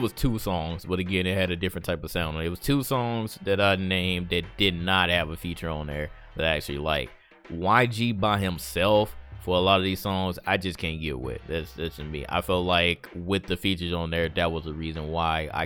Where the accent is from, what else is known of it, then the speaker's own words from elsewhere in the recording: Midwest, United States; I'm from the Midwest